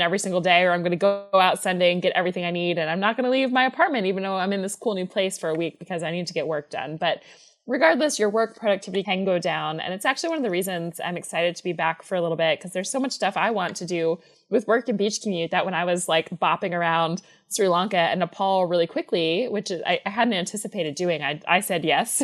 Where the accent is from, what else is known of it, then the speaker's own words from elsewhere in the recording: Atlanta, Georgia, United States; moved away; I'm from Atlanta